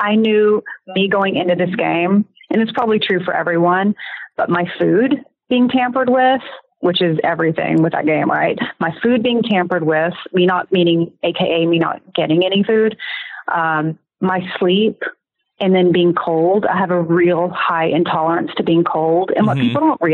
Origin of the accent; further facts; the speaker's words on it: the South, United States; I'm from the South